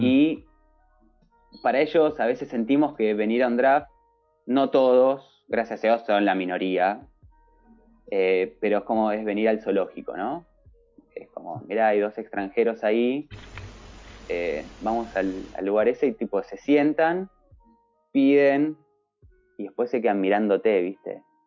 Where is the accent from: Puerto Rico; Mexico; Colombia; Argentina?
Argentina; moved away as an adult; also born or lived in Spain; now in Japan; yo soy argentino